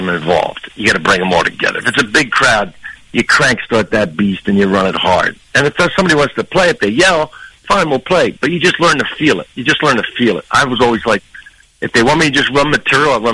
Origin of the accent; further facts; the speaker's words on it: New Jersey, United States; I'm from New Jersey